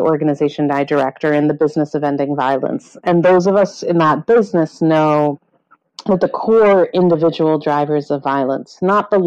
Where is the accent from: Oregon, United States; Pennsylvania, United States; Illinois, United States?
Illinois, United States; Chicago; also born or lived in England; I grew up in Chicago, and I grew up there